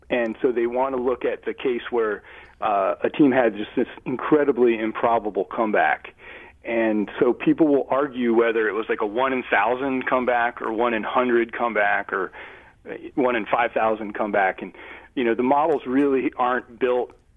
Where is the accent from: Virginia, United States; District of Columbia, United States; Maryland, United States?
Maryland, United States; Baltimore; accent: Baltimore; my Baltimore accent